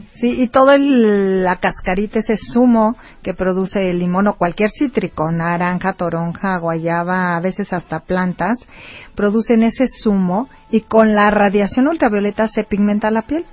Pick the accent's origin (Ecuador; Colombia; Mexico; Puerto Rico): Mexico; somos mexicanos